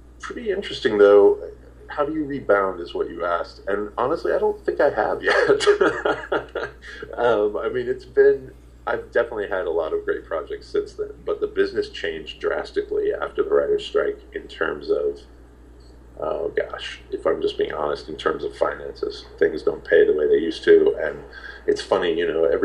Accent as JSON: {"language": "English", "town": "Indianapolis", "region": "Indiana", "country": "United States", "tie": "born or raised there", "moved": "yes", "said": "I'm from Indiana"}